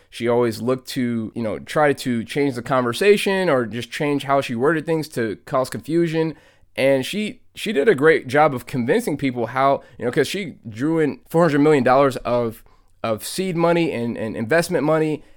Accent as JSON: {"language": "English", "town": "Atlanta", "region": "Georgia", "country": "United States", "tie": "born or raised there", "said": "I'm born and bred in Atlanta, Georgia"}